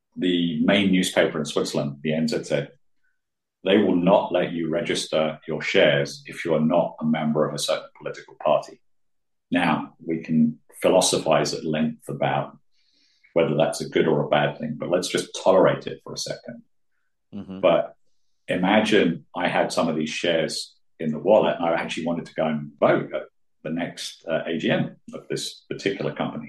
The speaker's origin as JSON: {"language": "English", "country": "United Kingdom", "said": "being British"}